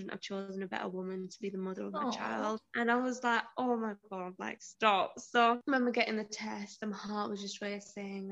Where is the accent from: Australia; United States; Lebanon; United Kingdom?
United Kingdom; Huddersfield, Yorkshire and the Humber; accent: southern; moved away as an adult; also born or lived in Liverpool; So I was in Huddersfield, so that's where my family are, and I was based in Liverpool for my job.